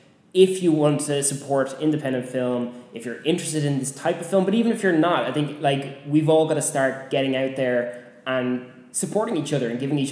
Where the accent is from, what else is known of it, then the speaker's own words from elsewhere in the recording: Ireland; I'm an Irish person.